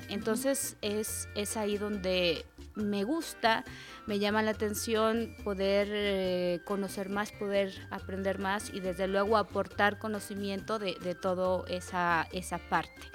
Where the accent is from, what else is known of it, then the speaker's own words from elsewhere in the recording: Mexico; nosotros mismos como mexicanos